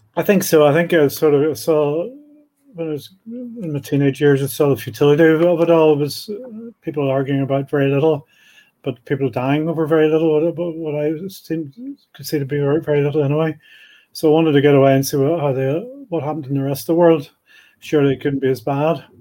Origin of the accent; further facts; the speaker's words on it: Belfast, Northern Ireland, United Kingdom; moved away as an adult; I was brought up in Belfast in the seventies